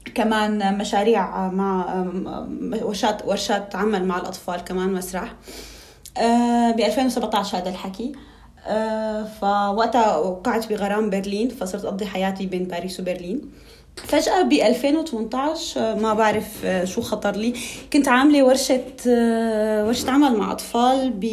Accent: Tartus, Tartus Governorate, Syria; moved away as an adult; also born or lived in Damascus, Syria; now in Paris, France; انا علويه من طرطوس

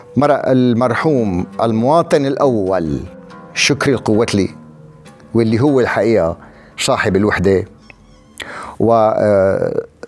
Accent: Wadi Barada, Rif Dimashq, Syria; انا من وادي برده

